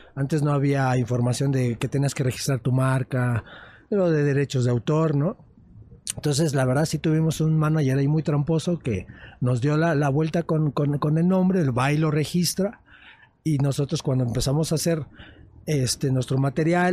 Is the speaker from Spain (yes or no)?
no; Mexico City, Mexico; Nosotros venimos de una zona muy marginada de la Ciudad de México, somos del norte de, de esta ciudad